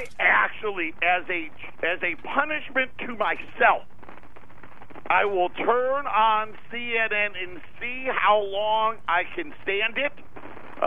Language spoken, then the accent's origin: English; New York, United States; moved away; also born or lived in Syracuse; I've lived in New York, born and raised in New York